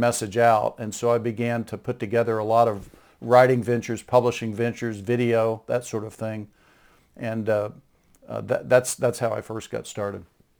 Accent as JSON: {"language": "English", "town": "Dallas", "region": "Texas", "country": "United States", "tie": "born or raised there", "said": "I grew up in Dallas, Texas, and I was born into the family of a seminary professor."}